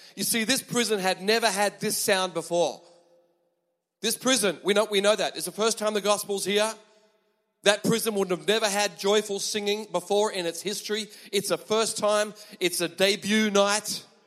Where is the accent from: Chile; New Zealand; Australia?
Australia; moved away as an adult; now in Japan; I am from Australia